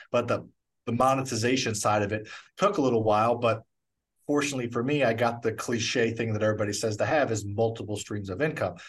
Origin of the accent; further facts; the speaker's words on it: St. Louis, Missouri, United States; I grew up in Missouri